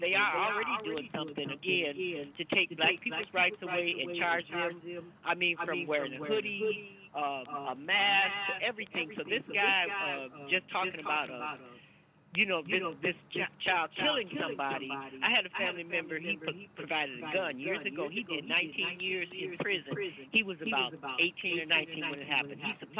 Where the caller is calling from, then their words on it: Chicago, Illinois, United States; …, … in Chicago.